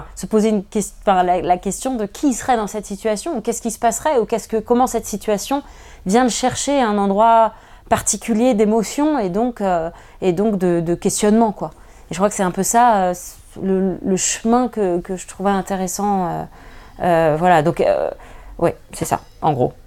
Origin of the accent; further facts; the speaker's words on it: Paris, Île-de-France, France; je, suis parisienne d'origine, j'ai grandi à Paris